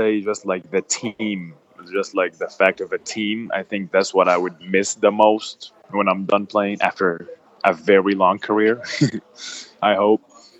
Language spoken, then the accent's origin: English; Egypt; I expected or imagined, like America, and I was going there from Egypt, and I expected it to be like super nice